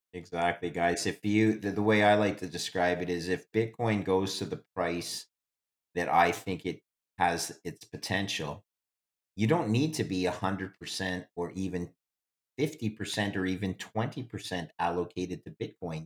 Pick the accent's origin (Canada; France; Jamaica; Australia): Canada; I'm English Canadian